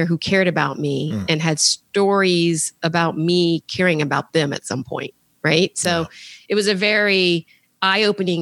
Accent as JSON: {"language": "English", "town": "Alexandria", "region": "Virginia", "country": "United States", "tie": "born or raised there", "said": "went back to work in my hometown of Alexandria, Virginia"}